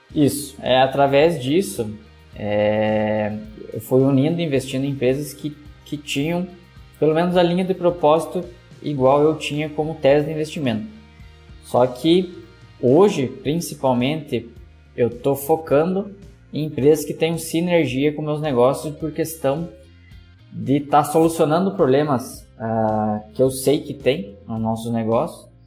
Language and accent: Portuguese; Joaçaba, Santa Catarina, Brazil; sou da cidade de Joaçaba, no meio oeste de Santa Catarina